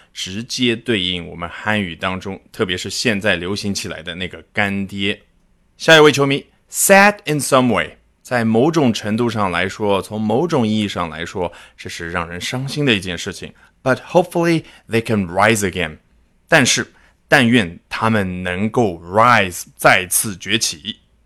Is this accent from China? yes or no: yes; China; 我们中国人